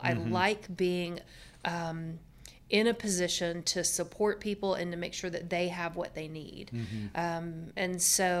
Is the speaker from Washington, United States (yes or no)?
no; Georgia, United States; people that Boomer and I grew up with in Georgia